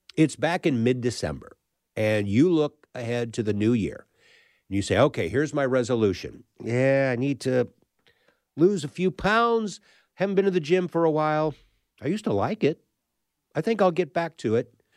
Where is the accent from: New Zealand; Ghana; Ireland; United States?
United States; St. Louis, Missouri; I'm a Midwestern kid, uh, right in the middle of the country in Saint Louis